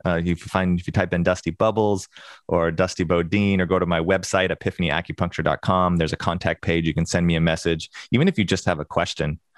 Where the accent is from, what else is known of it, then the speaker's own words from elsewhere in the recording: Springfield, Oregon, United States; I grew up in Springfield